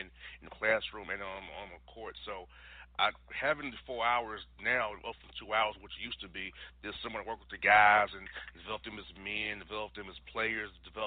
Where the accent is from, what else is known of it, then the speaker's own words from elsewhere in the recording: Florida, United States; moved away as an adult; also born or lived in Tennessee; now in Atlanta, United States; I'm from Florida, went to school in Tennessee